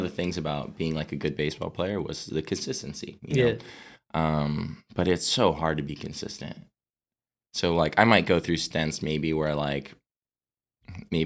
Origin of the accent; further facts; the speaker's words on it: Arizona, United States; I'm from Arizona